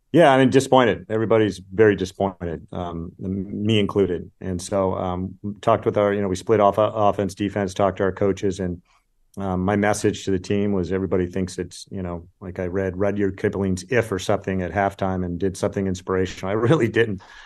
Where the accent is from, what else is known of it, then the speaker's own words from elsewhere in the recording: California, United States; I grew up in California